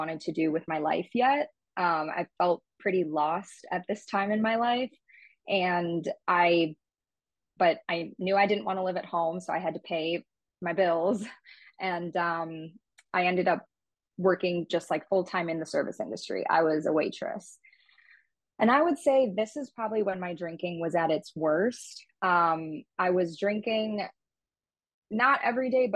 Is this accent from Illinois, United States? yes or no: yes; Illinois, United States; also born or lived in Indiana; my hometown